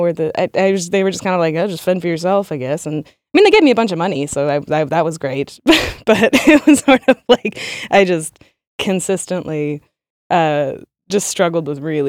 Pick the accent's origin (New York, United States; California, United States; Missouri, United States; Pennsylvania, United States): New York, United States; Sag Harbor; moved away as an adult; now in Berlin, Germany; I am from Sag Harbor, New York, and I moved to Berlin probably about 8 years ago